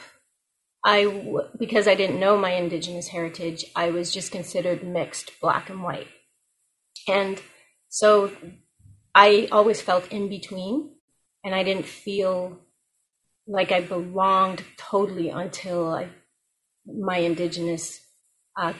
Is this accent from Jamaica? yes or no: yes; Jamaica; moved away; I was born in Jamaica